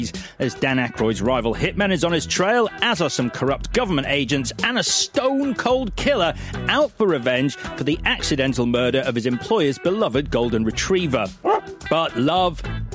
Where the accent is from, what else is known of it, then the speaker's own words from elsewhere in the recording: Leeds, Yorkshire and the Humber, United Kingdom; moved away; also born or lived in London; I was leaving my hometown